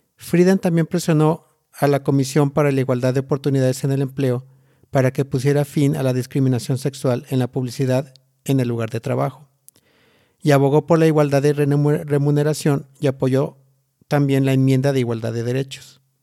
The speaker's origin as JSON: {"language": "Spanish", "country": "Mexico", "tie": "born or raised there"}